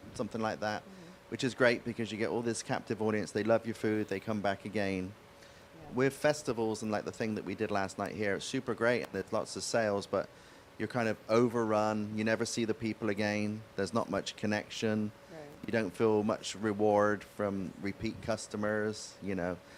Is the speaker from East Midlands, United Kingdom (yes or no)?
no; West Country, South West England, United Kingdom; accent: West Country farmer's accent; now in United States; So the part of England I come from is a place called the West Country